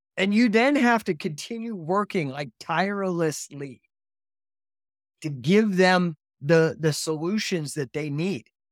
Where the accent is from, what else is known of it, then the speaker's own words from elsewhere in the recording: Colorado, United States; moved away; also born or lived in California / Utah; I grew up in Colorado, but I moved to California